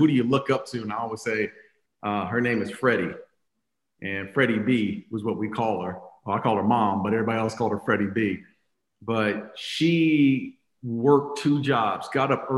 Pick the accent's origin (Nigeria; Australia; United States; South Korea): United States; Phoenix, Arizona; I grew up in Phoenix, Arizona, on the west side of Phoenix, born and raised